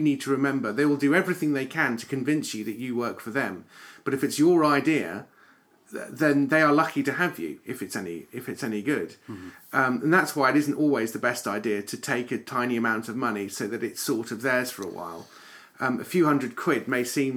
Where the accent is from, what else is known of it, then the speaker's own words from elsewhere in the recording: United Kingdom; if we're British